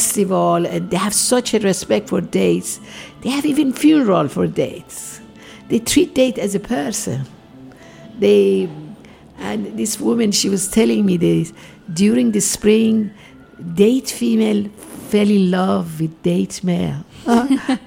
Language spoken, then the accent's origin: English; Tehran, Tehran Province, Iran; English is a second language; moved away as an adult; now in United States; I'm from Tehran